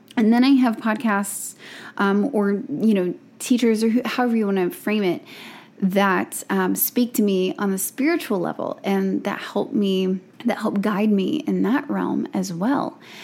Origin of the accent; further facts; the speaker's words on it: Gulf Coast of Alabama, United States; born and raised on the Gulf Coast of Alabama